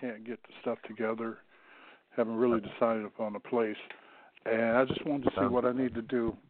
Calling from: Missouri, United States; calling from Missouri.

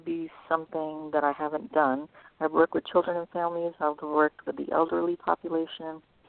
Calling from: California, United States

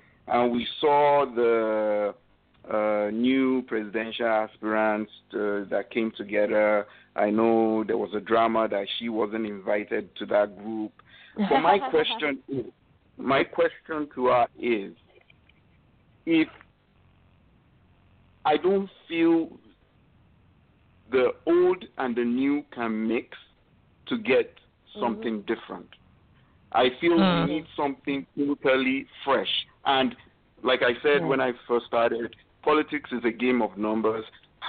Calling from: Canada; I'm calling from Canada, to be precise.

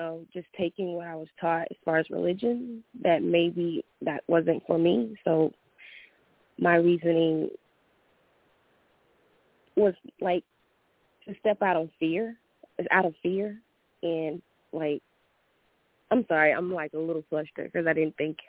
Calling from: Atlanta, Georgia, United States; I'm calling from Atlanta.

